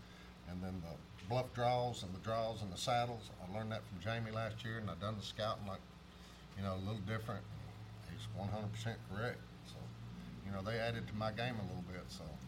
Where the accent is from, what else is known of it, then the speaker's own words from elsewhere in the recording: Attalla, Alabama, United States; I'm from Atala, Alabama.